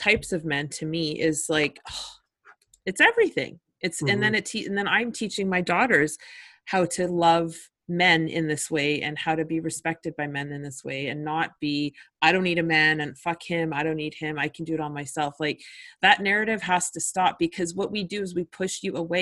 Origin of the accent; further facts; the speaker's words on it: Winnipeg, Manitoba, Canada; I grew up in Winnipeg